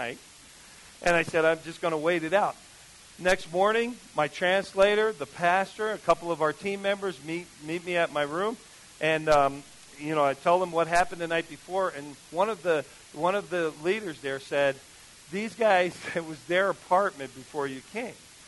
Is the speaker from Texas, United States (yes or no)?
no; New Jersey, United States; I grew up in New Jersey